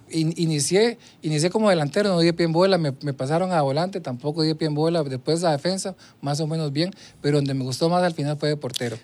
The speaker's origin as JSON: {"language": "Spanish", "region": "Puntarenas", "country": "Costa Rica", "tie": "born or raised there", "moved": "yes", "said": "yo nací en Punta Arenas, ahí me, me crié, toda mi infancia la viví en el, en el, barrio El Carmen de Punta Arenas"}